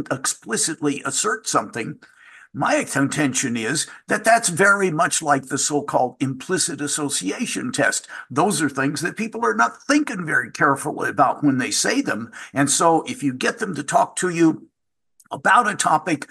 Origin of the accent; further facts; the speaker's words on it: Louisville, Kentucky, United States; I'm from Louisville, Kentucky, and so I say soft drink for the pop soda Coke that exists in the rest of the country